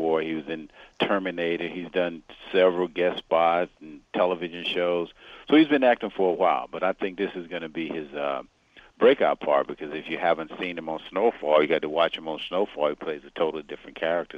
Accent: Macon, Georgia, United States; I grew up in Macon, Georgia

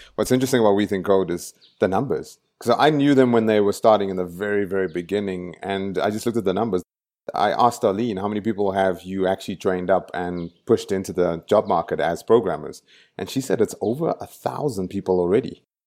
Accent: Johannesburg, Gauteng, South Africa; moved away; I grew up in El Dorado Park. It's a very dangerous place to grow up

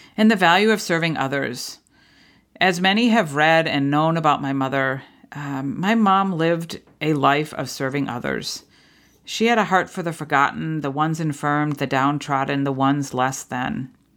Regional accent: New England, United States; I grew up in New England

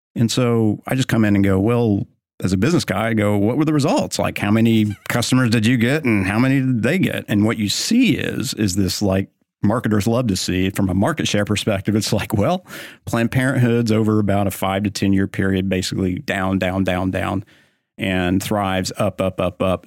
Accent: Oklahoma, United States; now in Texas, United States; I'm from Oklahoma. I live in Texas

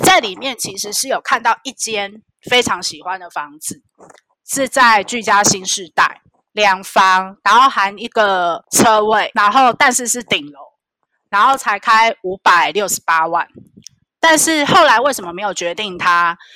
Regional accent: Taichung, Taiwan; moved away; 我们的老家是在台中省港

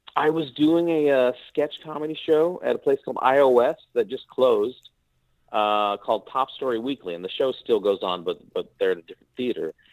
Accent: Missouri, Nebraska, United States; moved away; also born or lived in Philippines; My mom's from the Philippines. My dad is from Nebraska. So I lived most of, grew up most of the time in Missouri, Nebraska, around that area

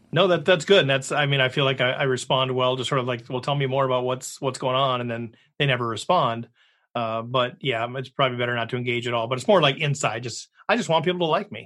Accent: Minnesota, United States; I'm from Minnesota.

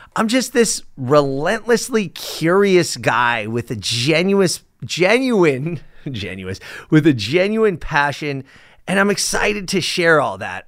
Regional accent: Los Angeles, California, United States; I was born and raised in Sepulveda. It's now known as North Hills

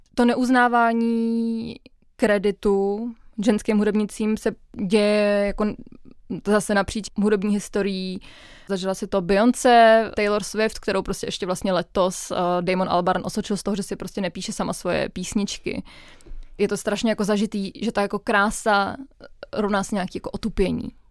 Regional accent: Czechia; holka, která vyrůstala v Česku v devadesátkách

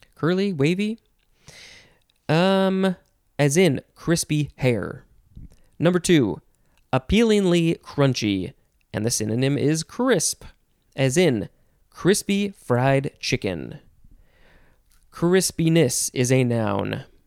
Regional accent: United States; as an American

